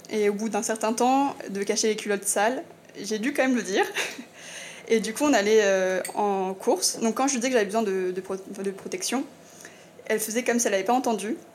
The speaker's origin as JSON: {"language": "French", "region": "eastern France", "country": "France", "said": "je viens de l'Est, où euh, pour moi, c'est encore euh, très culturel, ancré, que tout ce qui est misogyne."}